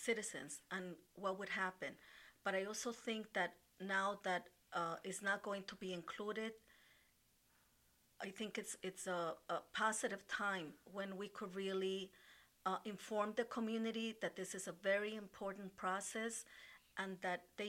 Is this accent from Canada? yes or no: no; Ecuador; now in United States; I was born in Ecuador and then came to live here in the United States